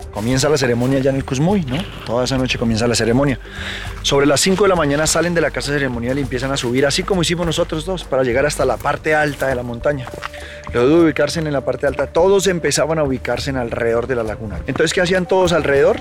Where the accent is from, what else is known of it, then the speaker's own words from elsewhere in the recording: Sesquilé, Cundinamarca, Colombia; Yo soy parte de la comunidad indígena muisca del municipio de Sesquilé